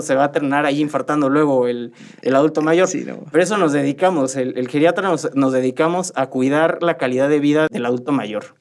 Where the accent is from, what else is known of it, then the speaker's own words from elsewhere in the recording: Querétaro, Mexico; yo soy de aquí de Querétaro. Yo soy nacido, originario y me he formado toda mi trayectoria aquí en Querétaro